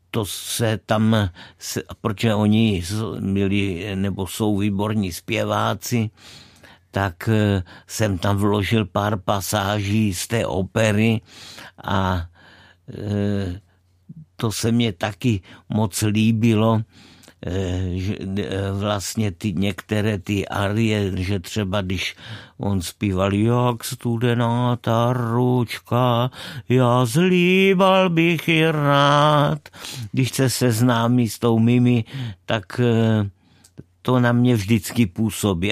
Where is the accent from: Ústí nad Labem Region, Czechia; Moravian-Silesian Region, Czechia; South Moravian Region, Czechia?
South Moravian Region, Czechia; Brno; odkud pocházím z Brna